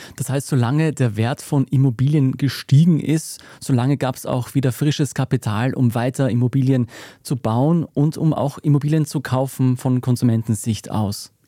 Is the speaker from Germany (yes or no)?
no; Austria; bei uns in Österreich